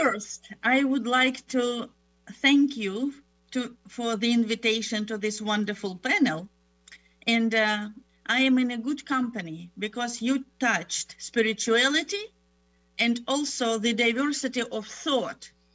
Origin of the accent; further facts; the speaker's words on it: Ukraine; English is a second language; moved away as an adult; also born or lived in Germany / Moscow, Russia / Tennessee, United States; now in United States; I was born in Germany, grew up in Ukraine